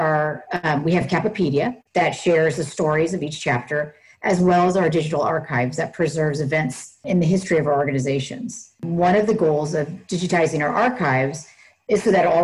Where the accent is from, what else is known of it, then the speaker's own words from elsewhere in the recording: Northern California, United States; I was born and raised in Northern California, which is right outside the Bay Area.